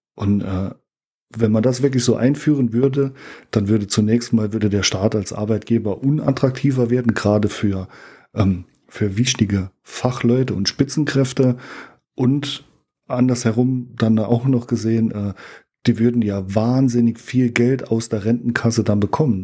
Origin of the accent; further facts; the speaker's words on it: Germany; wir als Deutsche